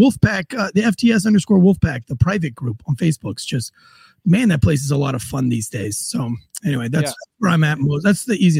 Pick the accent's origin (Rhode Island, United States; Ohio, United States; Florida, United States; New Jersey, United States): Florida, United States; St. Augustine; I'm from St. Augustine